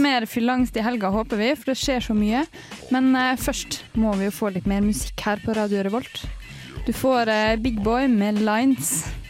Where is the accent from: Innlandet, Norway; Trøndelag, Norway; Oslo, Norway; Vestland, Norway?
Trøndelag, Norway; Levanger; Jeg er fra Levanger, nesten oppe.